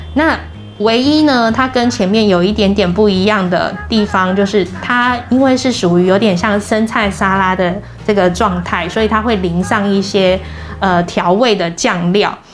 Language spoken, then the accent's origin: Chinese; Taiwan; 我们台湾人的烹调习惯还是以熟食为主